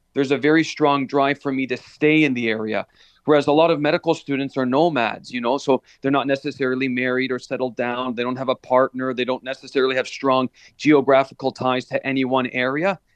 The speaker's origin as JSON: {"language": "English", "town": "Hamilton", "region": "Ontario", "country": "Canada", "tie": "born or raised there", "said": "I was born and raised in Stony Creek, Hamilton area"}